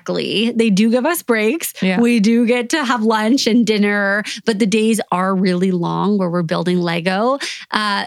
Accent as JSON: {"language": "English", "country": "Canada", "said": "I'm Canadian"}